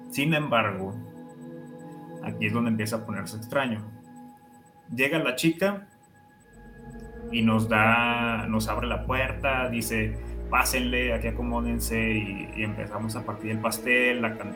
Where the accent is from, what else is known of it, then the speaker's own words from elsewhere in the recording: Mexico; Soy de México.